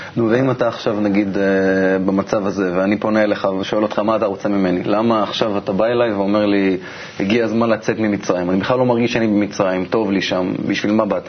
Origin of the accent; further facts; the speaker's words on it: Israel; אני כישראלי שחי היום במדינה